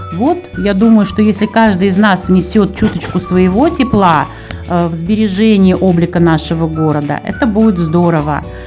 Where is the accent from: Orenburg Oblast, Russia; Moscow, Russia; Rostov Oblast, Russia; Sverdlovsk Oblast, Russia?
Moscow, Russia